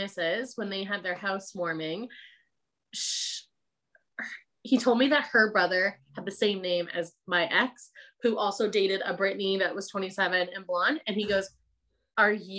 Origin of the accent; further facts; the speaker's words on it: Canada; accent: Canadian; now in Hawke's Bay, New Zealand; I obviously haven't lost my Canadian accent